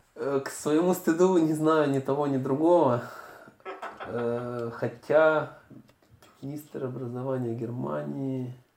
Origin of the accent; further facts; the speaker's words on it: Kyiv, Ukraine; moved away as an adult; also born or lived in Münster, Germany; now in Munich, Germany; если я бы вернулся в Киев